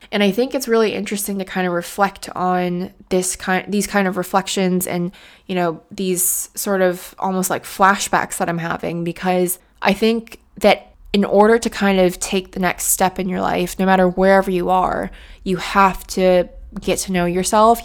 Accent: United States; moved away as an adult; now in United Kingdom; being an American in the U K

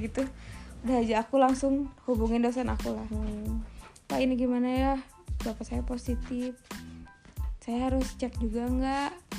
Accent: Cimahi, West Java, Indonesia; aku juga kan orang Cimahi

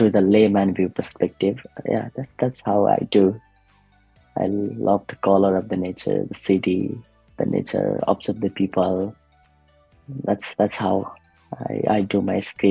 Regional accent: Nepal; moved away as an adult; now in Australia; I raised in the Nepal, like I grown up in the Nepal.

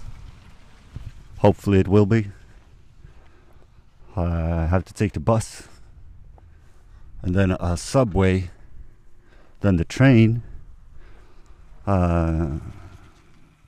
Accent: Norway; I'm from Norway

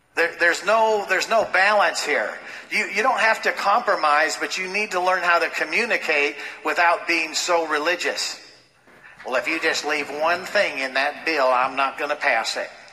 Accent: Los Angeles, California, United States; growing up in Los Angeles, going to school with people who were in Hollywood

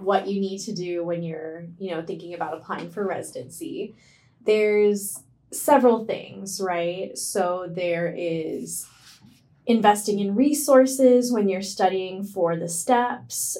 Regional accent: India; now in United States; I'm Indian

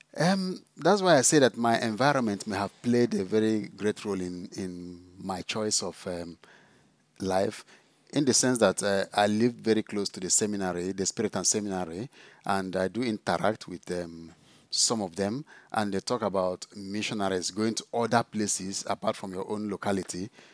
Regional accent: Enugu State, Nigeria; moved away as an adult; also born or lived in South Africa; now in Scotland, United Kingdom; I come from Nigeria. I did my school in Nigeria primary, secondary, seminary training

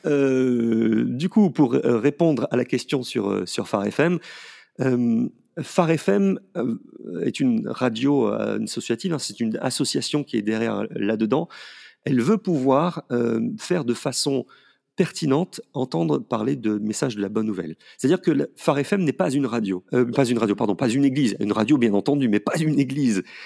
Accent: Paris, Île-de-France, France; moved away; also born or lived in Valence region; moi étant parisien

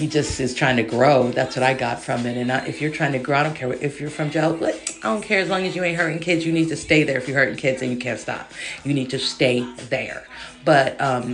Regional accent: Los Angeles, California, United States; I'm from South Central

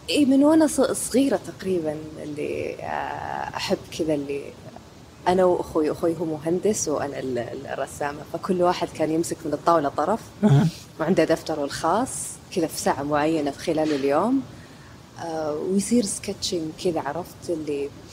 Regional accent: Saudi Arabia; عندنا في السعودية

